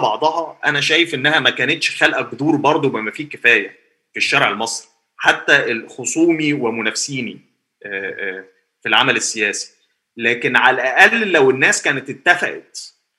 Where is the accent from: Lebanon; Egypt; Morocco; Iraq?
Egypt; عندنا في مصر